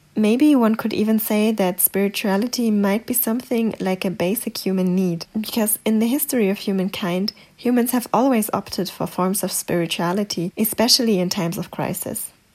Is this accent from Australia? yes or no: no; Germany; English is a second language; I grew up in Germany and I got all my education here